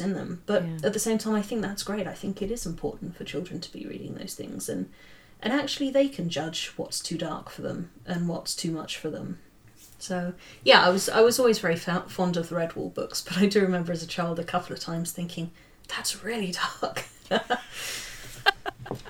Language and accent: English; near Watership Down, South East England, United Kingdom; moved away; also born or lived in Cambridge; it was written 10 minutes away from my hometown